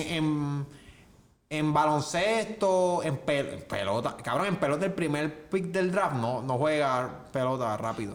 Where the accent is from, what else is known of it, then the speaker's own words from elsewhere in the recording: Juncos, Puerto Rico; yo soy de Junco.